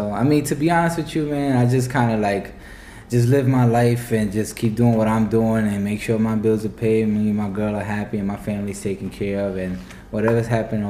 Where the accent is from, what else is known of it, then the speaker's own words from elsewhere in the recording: New York, United States; moved away; also born or lived in Tampa; I'm originally from New York.